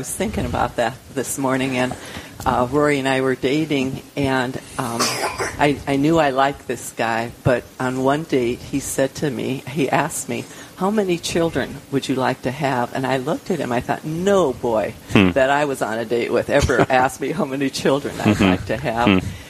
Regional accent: Miller, South Dakota, United States; now in Aberdeen, United States; I'm originally from Miller, South Dakota

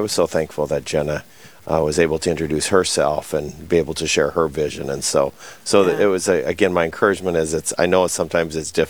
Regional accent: Milbank, South Dakota, United States; now in Sioux Falls, United States; Yeah, so I grew up in Milbank in the family grocery business

